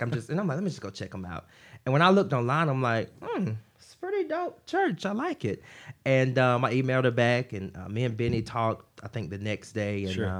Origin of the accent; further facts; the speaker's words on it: Watley, Georgia, United States; moved away; I am from Watley, Georgia, which is outside of Augusta, Georgia. So very, very small town.